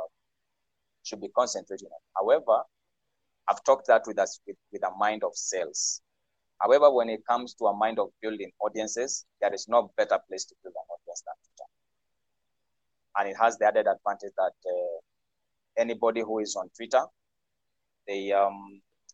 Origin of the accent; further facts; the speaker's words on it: Kenya; moved away; I'm from Kenya myself. Live based here.